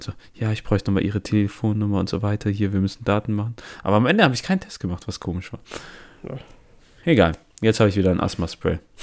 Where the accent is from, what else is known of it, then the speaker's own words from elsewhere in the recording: Italy; wir sind Italiener